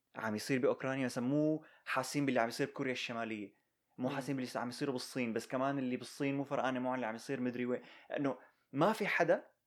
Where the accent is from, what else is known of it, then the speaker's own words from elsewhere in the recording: Syria; now in United States; نحن كسوريين